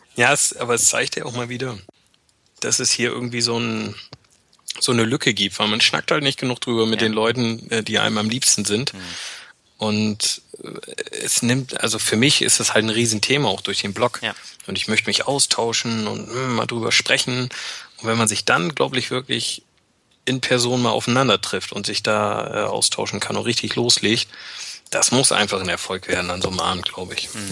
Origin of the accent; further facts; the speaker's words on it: Bremen, Germany; moved away as an adult; now in near Frankfurt, Germany; meine Heimat und auch da, wo ich meine engsten und besten Freunde habe, ist tatsächlich noch in Norddeutschland oder auch genauer gesagt in Bremen